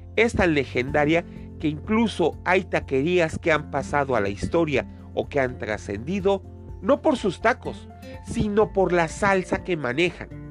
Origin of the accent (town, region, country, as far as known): Mexico